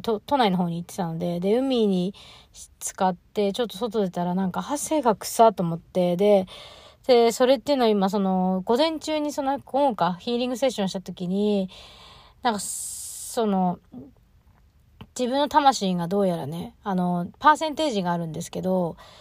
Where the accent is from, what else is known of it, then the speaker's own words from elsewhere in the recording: Choshi, Chiba, Japan; moved away; 地元は千葉県の銚子市っていうところなんですけど